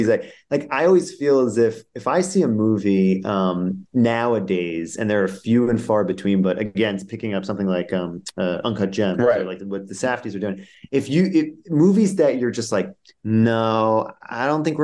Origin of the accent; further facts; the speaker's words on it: New Jersey, United States; I'm from Jersey and diners have always been a frequent hotspot that we would hang out.